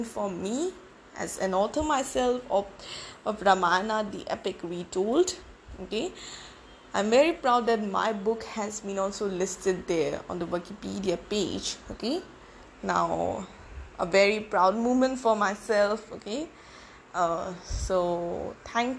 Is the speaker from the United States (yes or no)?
no; India; as an Indian